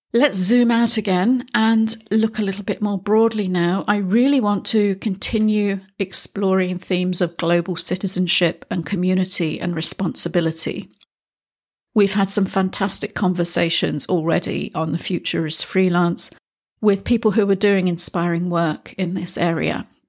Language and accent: English; United Kingdom; now in Spain; I am a Brit living in Spain